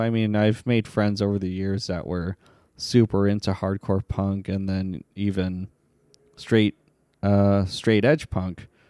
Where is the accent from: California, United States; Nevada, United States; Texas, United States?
Nevada, United States; Las Vegas; also born or lived in Staten Island, New York; I was born in Staten Island, New York, but, uh, at the age of seven, I, uh, moved to Las Vegas, Nevada